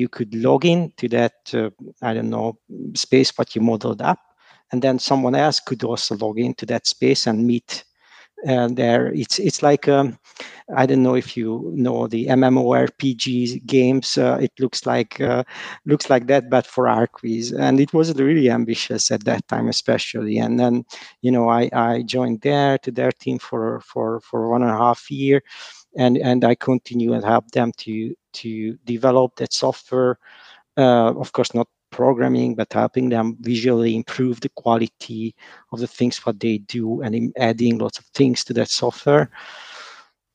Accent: Hungary; I'm from Hungary

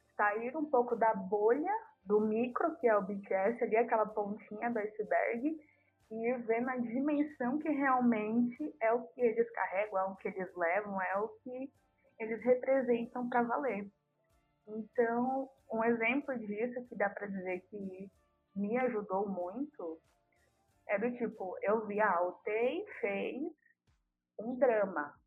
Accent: São Paulo, Brazil; eu sou aqui de São Paulo

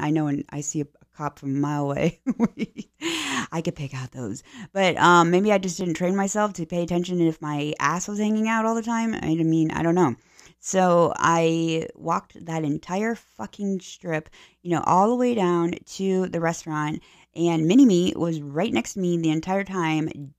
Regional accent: Pennsylvania, United States; now in Florida, United States; I'm from Pennsylvania originally

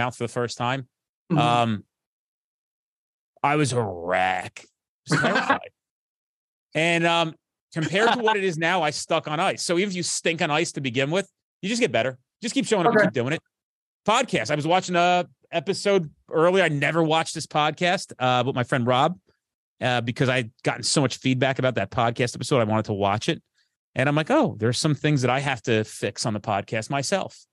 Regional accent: New Jersey, United States; I'm from Jersey

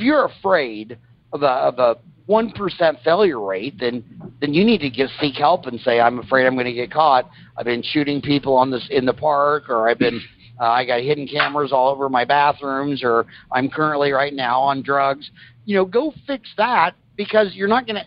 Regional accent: Kansas, United States; now in Arizona, United States; when I grew up in Kansas

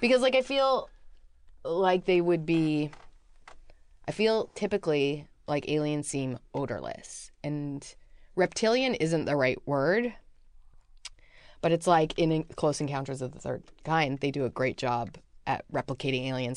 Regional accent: Vancouver, British Columbia, Canada; I'm from Vancouver, B C. I'm Canadian.

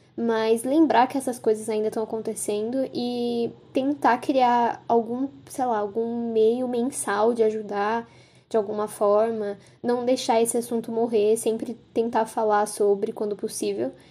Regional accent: São Paulo, Brazil; also born or lived in Ribeirão Preto; eu nasci em São Paulo, mas eu passei boa parte da minha infância em Ribeirão Preto, que assim, é uma cidade interior, mais grandinha assim, mas continua sendo uma cidade interior. E quando eu voltei para São Paulo, eu lembro de ficar muito em choque, que acontecia muita coisa o tempo inteiro. Isso eu tinha uns 9 anos

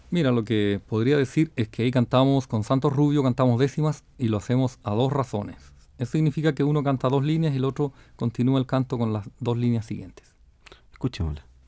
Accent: Ñuble, Chile; moved away; del estilo de mi tierra, de la provincia de Ñuble

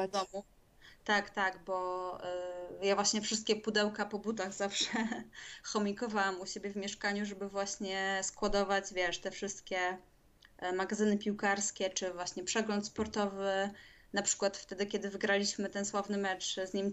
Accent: Warsaw, Masovian Voivodeship, Poland; moved away; Ja z Warszawy

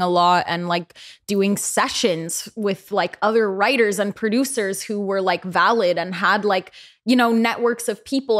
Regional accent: the peninsula of the Bay Area, California, United States; I'm from the Bay Area. I grew up, like, around the peninsula of the Bay Area

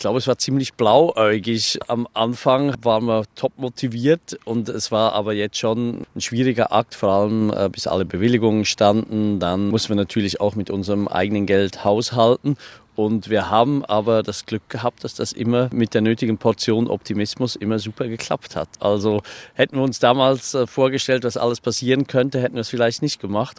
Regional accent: Switzerland; now in Hunsrück, Germany; Ich bin eigentlich ursprünglich Schweizer ne, und bin dann hier in Schönhund zurückgezogen.

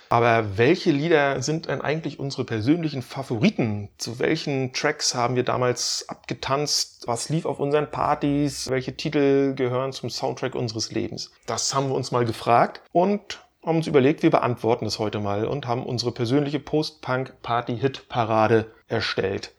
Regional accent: Stralsund, Mecklenburg-Vorpommern, Germany; aus meiner Heimatstadt

